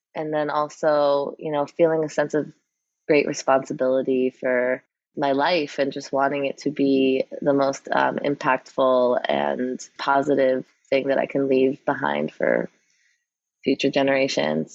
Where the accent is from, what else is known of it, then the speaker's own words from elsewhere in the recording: New York City, New York, United States; I grew up in New York City